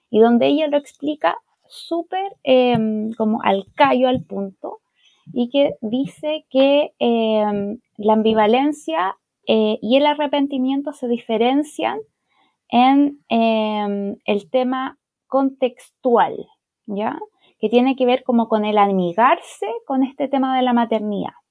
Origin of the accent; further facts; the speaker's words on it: Chile; also born or lived in Santiago, Chile; yo soy chilena, vivo aquí en Santiago de Chile